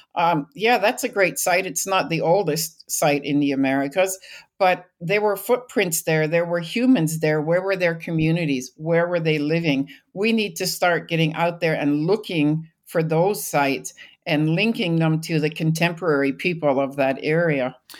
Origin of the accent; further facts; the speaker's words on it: British Columbia, Canada; moved away as an adult; I grew up in British Columbia